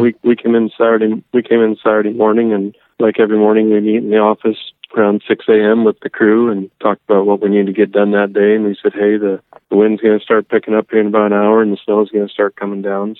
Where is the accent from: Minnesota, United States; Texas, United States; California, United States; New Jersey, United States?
Minnesota, United States; moved away; I grew up in Minnesota